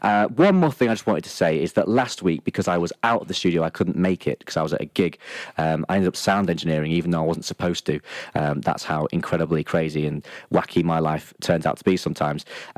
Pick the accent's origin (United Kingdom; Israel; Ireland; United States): United Kingdom; Lincoln, East Midlands; moved away as an adult; also born or lived in York / London / Leeds; York may have been where I was born, but Lincoln is where I was moulded, formed and shaped from childhood to adulthood.